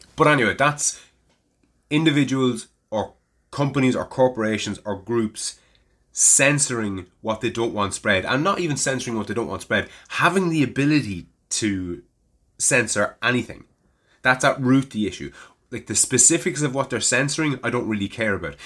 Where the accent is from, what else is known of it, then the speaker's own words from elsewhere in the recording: Navan, Leinster, Ireland; it was my hometown